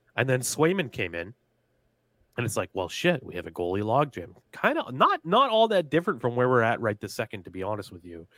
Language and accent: English; New England, United States; growing up in New England